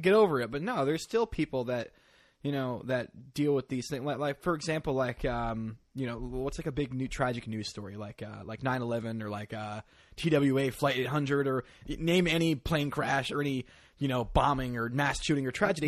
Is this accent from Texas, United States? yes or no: no; Northeast Connecticut, United States; now in New York, United States; I grew up in, uh, the backwoods of Northeast Connecticut